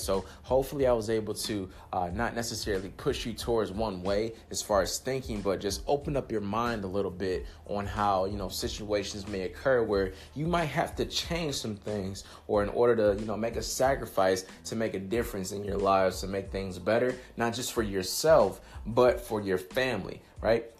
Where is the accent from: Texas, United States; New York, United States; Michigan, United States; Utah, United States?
Michigan, United States; I'm from Michigan